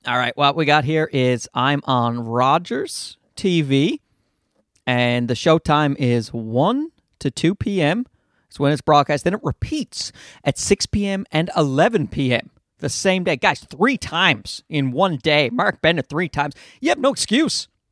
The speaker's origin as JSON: {"language": "English", "region": "Newfoundland and Labrador", "country": "Canada", "accent": "Newfie", "said": "I'm also, I'm also from Newfoundland"}